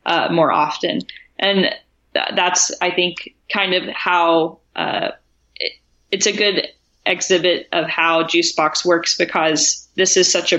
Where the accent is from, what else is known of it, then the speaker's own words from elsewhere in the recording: Tennessee, United States; the context I grew up in was in Tennessee